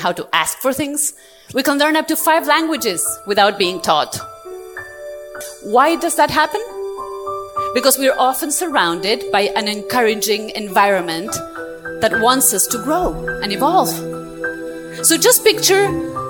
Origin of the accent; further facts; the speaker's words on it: Argentina; moved away as an adult; now in Europe; I was born and raised in Argentina, South America, and 2 years ago I moved to Europe with my family